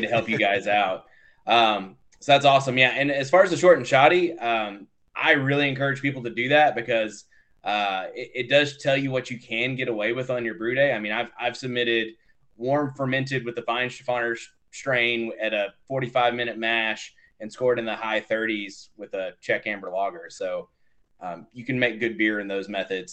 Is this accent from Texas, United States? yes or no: yes; Texas, United States; I'm also from Texas